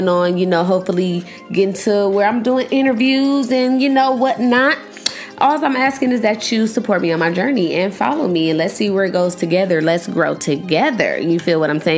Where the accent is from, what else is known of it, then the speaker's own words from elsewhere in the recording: Los Angeles, California, United States; I'm from Los Angeles